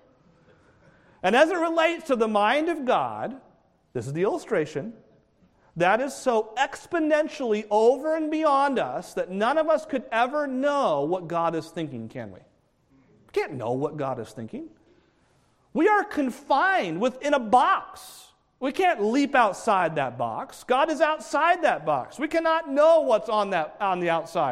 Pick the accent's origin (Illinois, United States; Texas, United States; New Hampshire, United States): New Hampshire, United States; I grew up in New Hampshire